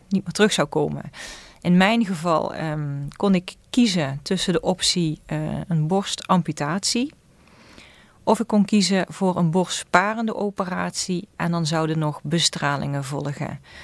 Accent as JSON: {"language": "Dutch", "town": "Susteren", "region": "Limburg", "country": "Netherlands", "said": "ik kom uit Zusteren"}